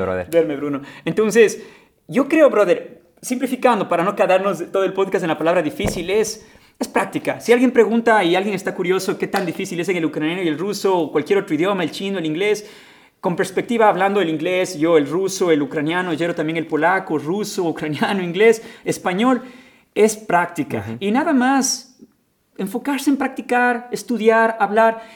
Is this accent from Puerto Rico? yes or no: no; Ecuador; moved away as an adult; now in Ukraine; regresé a Ecuador después de ese verano